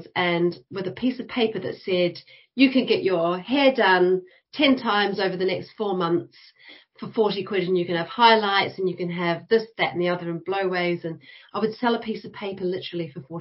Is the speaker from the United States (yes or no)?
no; New Zealand; moved away as an adult; now in United Kingdom; I started out in New Zealand, and I went to the School of Design and Architecture at Victoria University, Wellington